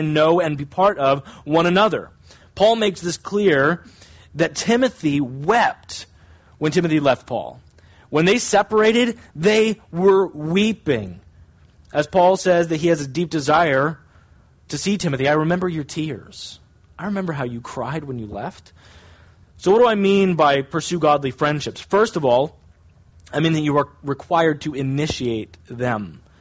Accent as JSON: {"language": "English", "country": "United States", "said": "technically, I'm an American"}